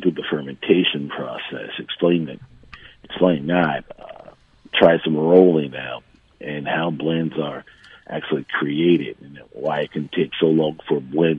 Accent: Detroit, Michigan, United States; Michigan, my hometown.

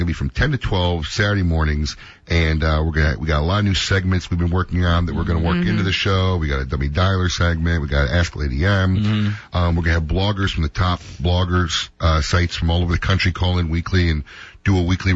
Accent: Illinois, United States; My hometown is really listening to our show

